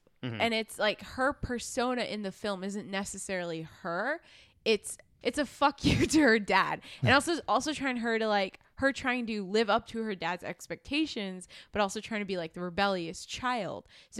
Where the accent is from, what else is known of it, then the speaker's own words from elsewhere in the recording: Dallas, Texas, United States; also born or lived in New York / India; So I grew up, I was born in New York. I was born in New York and then I moved to India for like 6 years. And then I moved to Dallas, which is the worst.